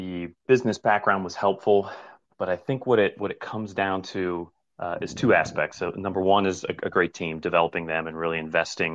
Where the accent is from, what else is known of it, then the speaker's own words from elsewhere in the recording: Cincinnati, Ohio, United States; But born and raised in Cincinnati, my dad's a dentist.